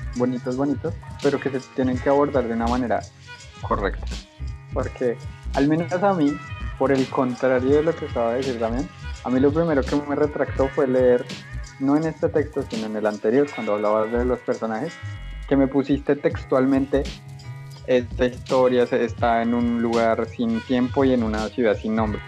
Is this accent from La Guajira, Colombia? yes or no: no; Bogotá, Colombia; yo como bogotano, o como chico que nació en Bogotá y se crió